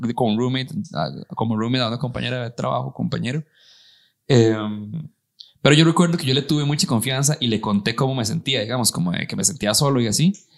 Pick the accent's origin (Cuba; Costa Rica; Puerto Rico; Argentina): Costa Rica; San Carlos, Alajuela; moved away; crecí en San Carlos y me vine para acá